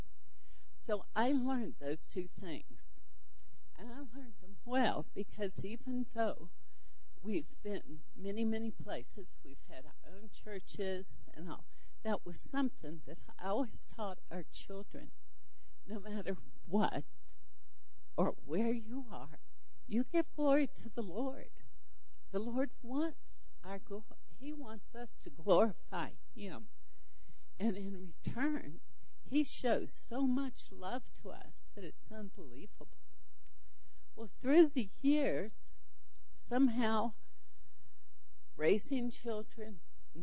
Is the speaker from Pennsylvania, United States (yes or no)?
no; Charlotte, North Carolina, United States; moved away as an adult; also born or lived in California; moved from California back to Charlotte, which was my hometown